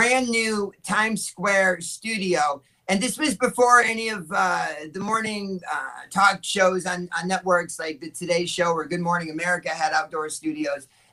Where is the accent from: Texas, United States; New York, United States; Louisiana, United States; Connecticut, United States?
Connecticut, United States; Hartford; moved away as an adult; now in Los Angeles, United States; I was born in Hartford, Connecticut, and so, you know, that's where my family lived at that time